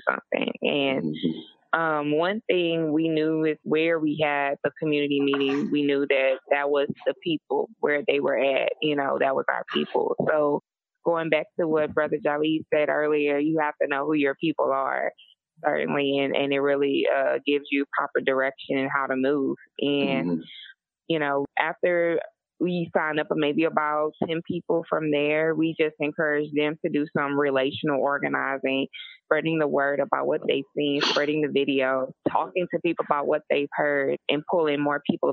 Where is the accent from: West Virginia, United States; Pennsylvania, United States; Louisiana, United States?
Louisiana, United States; Lake Charles; I'm from Lake Charles, Louisiana. Bloodline started in Southwest Louisiana, and I've had ancestors who were slaves on this land. You know, I'm homegrown.